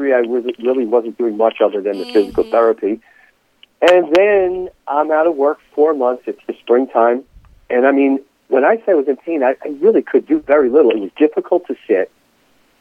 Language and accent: English; Palisades Park, New Jersey, United States; I grew up in Palisades Park, where I'm currently Palisades Park, New Jersey, where I'm currently a teacher there